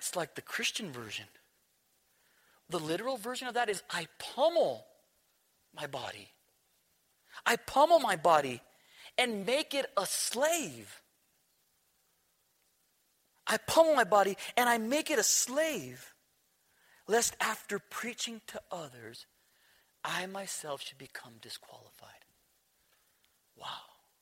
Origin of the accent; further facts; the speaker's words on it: New Mexico, United States; We're from New Mexico